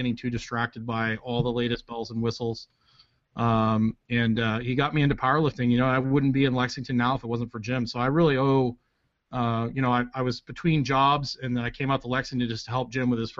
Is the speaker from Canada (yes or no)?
yes; Edmonton, Alberta, Canada; moved away as an adult; also born or lived in Redding, California / Lynchburg, Virginia; now in United States; I haven't been home since 2001, Edmonton, Alberta